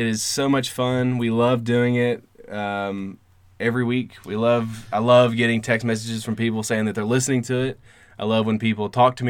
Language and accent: English; Virginia, United States; I'm from Virginia, technically.